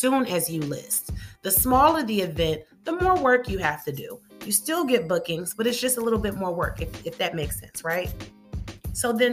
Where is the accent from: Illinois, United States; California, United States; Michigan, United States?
Illinois, United States; Chicago; I'm from Chicago